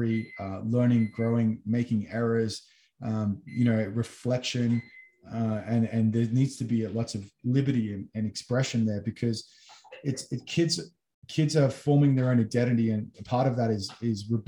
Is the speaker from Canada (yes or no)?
no; Australia; I was brought up as Australian, but my parents, obviously, I'm European Maltese.